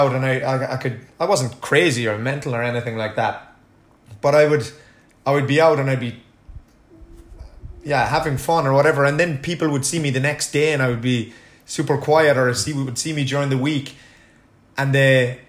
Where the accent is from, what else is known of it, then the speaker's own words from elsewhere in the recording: Ireland; being an Irish person